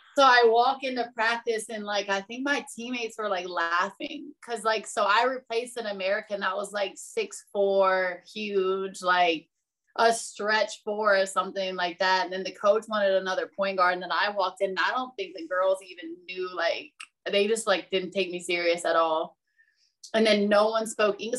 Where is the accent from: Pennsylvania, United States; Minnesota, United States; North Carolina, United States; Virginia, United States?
Virginia, United States; Virginia Beach; I am originally from Virginia Beach